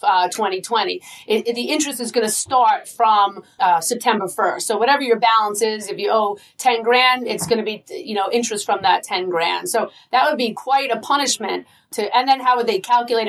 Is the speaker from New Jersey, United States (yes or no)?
no; Long Island, New York, United States; accent: Long Island; I'm proud of my Long Island accent